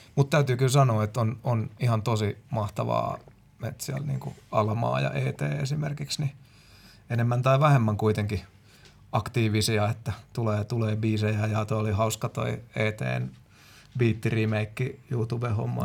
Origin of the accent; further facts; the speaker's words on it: Finland; me ollaan Suomesta